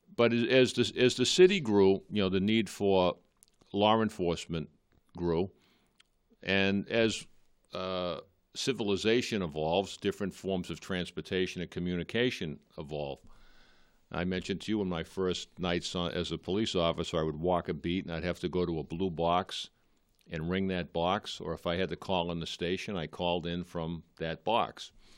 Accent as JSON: {"language": "English", "town": "Malden", "region": "Massachusetts", "country": "United States", "tie": "born or raised there", "said": "I'm a lifelong resident of Malden. I grew up in Edgeworth, still live there."}